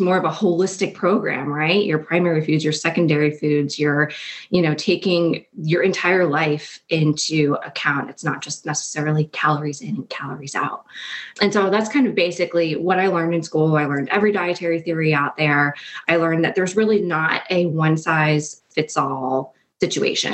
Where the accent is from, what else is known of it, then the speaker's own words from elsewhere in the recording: New Jersey, United States; moved away as an adult; also born or lived in Washington, D.C.; My husband and I grew up in New Jersey and we were high school sweethearts.